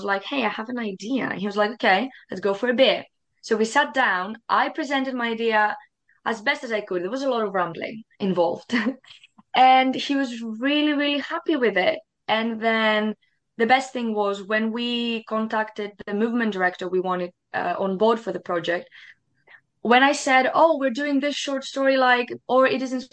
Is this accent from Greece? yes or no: yes; Greece; moved away as an adult; now in United Kingdom; I come from Greece originally. And I moved in the UK 2 weeks before COVID hit